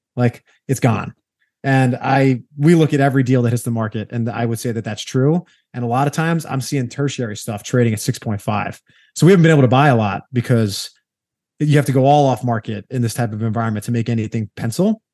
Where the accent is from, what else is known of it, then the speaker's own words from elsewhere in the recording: New York, United States; I'm a New Yorker by trade. That's where I, I hail from